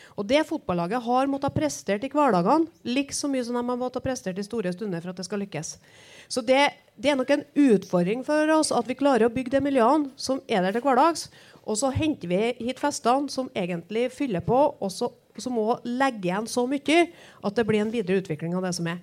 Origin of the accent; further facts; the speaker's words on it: Trøndelag, Norway; For der er vi som trøndere